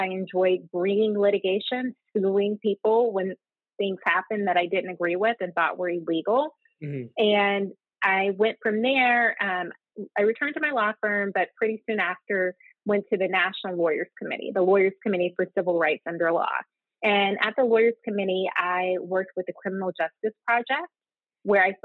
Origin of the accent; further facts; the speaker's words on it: Little Rock, Arkansas, United States; moved away as an adult; also born or lived in Nashville, Tennessee / Atlanta, Georgia / Cambridge, Massachusetts; I grew up in Little Rock, Arkansas